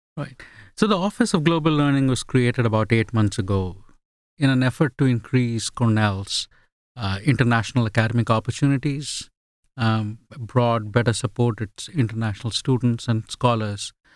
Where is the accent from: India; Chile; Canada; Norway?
India; first language Bengali; English is a second language; also born or lived in England / Australia; now in United States; a multicultural upbringing from India